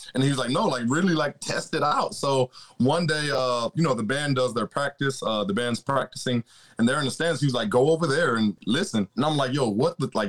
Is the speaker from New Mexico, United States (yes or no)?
no; Florida, United States; we're from Florida.